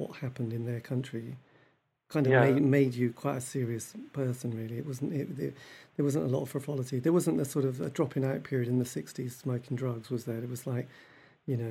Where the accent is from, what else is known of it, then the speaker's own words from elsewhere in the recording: East Anglia, East of England, United Kingdom; I grew up in East Anglia